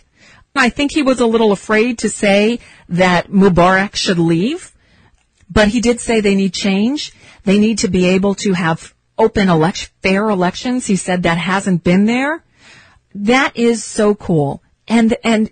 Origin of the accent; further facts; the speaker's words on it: United States; I'm American